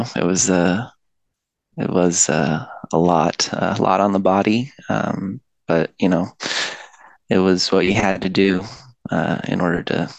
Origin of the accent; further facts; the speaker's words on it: Washington, United States; I was born and raised in Washington State. That's where I live currently.